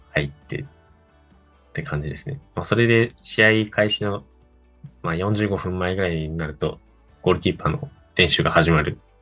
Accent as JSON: {"language": "Japanese", "country": "Japan"}